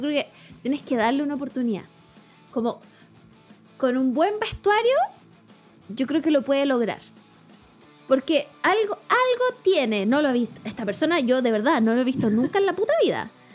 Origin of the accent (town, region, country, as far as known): Chile